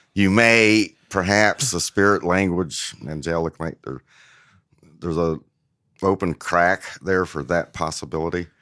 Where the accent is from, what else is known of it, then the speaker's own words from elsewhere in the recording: New Castle, Indiana, United States; moved away; also born or lived in Cleveland, Tennessee; growing up in Newcastle, it's a, a relatively mid-size, mid-size small town.